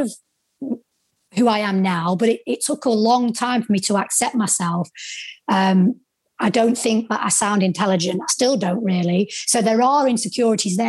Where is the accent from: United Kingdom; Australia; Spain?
United Kingdom; the North, the north of England; accent: Northern; my Northern accent